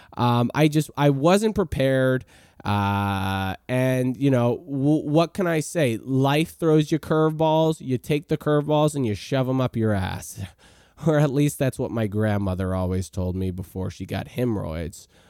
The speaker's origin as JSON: {"language": "English", "town": "New Orleans", "region": "Louisiana", "country": "United States", "moved": "yes", "said": "I'm from New Orleans originally. I lived in Lakeview for a very long time."}